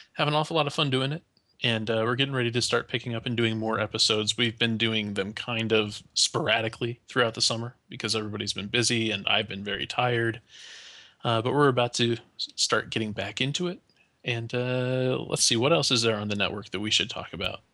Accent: United States; as an American

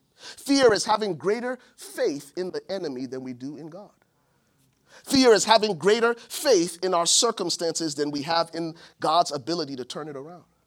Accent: Buchanan, Grand Bassa County, Liberia; now in United States; my hometown in Buchanan, Liberia

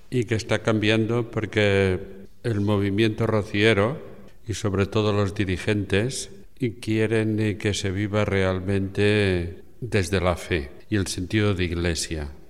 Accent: Galicia, Spain; born there; also born or lived in Catalonia / Salamanca; now in Cornellà, Spain; Bueno, Vivo a Cornellá, me formaba en Cataluña, nací en Galicia, he vivido en Salamanca, soy de todos los sitios un poco

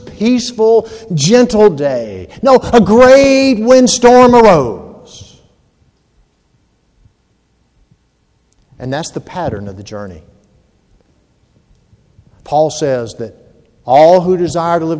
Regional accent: Georgia, United States; moved away; also born or lived in Hampton, Virginia; I'm from Georgia

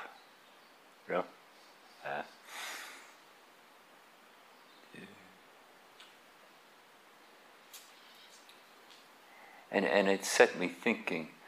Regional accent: Ireland; moved away as an adult; also born or lived in England; I grew up in Ireland. We went to England to look for work

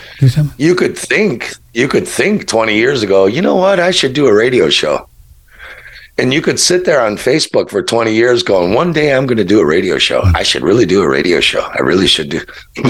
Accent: Chicago, Illinois, United States; I'm from Chicago, really?

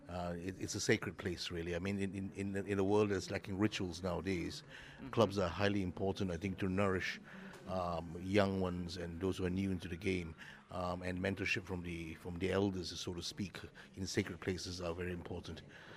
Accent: Malaysia; now in Ireland; I'm from Malaysia, but I'm Irish.

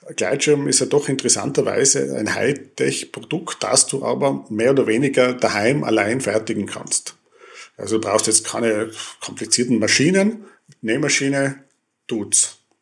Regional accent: Tyrol, Austria; moved away as an adult; also born or lived in Innsbruck / Vienna; als Tiroler in dieser großen Stadt

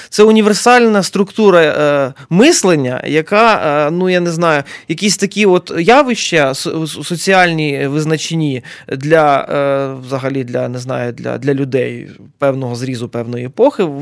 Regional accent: Fastiv, Kyiv Oblast, Ukraine; Сам з Фастова сам бачив.

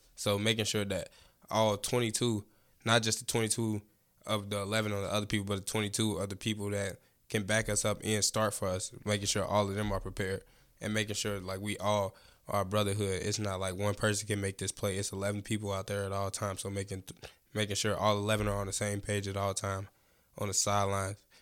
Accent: Chicago, Illinois, United States; I'm from Chicago, Illinois, West Side

